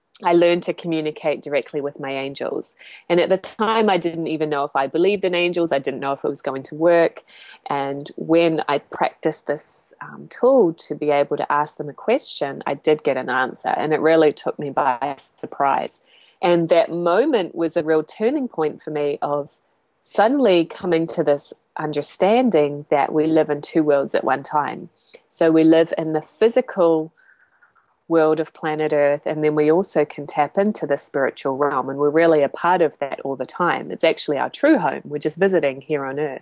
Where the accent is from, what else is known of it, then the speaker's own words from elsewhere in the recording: Christchurch, Canterbury, New Zealand; moved away; I'm from Christchurch, New Zealand, originally. That's where I grew up.